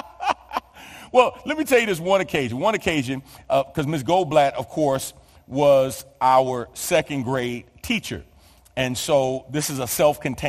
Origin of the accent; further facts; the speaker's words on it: New York City, New York, United States; I'm from New York. I attended PS 34 in the Lower East Side of Manhattan